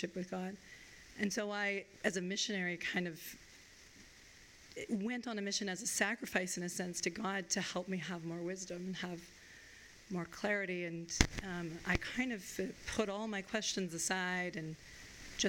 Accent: Vermont, United States; now in Chicago, United States; I grew up in Vermont because my dad had taken a job back in Vermont

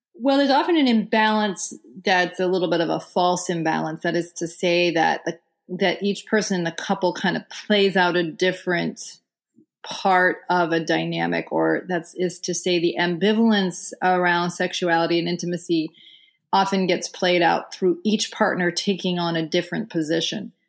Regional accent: Vermont, United States; I'm actually sitting in Vermont right now

